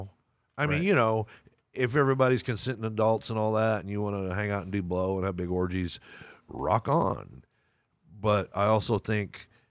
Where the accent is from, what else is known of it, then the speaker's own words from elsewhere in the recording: Lubbock, Texas, United States; I grew up in Lubbock, Texas, man.